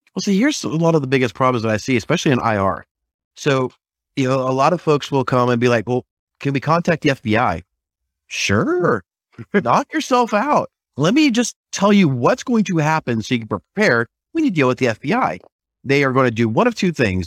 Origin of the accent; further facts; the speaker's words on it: South Carolina, United States; I'm from South Carolina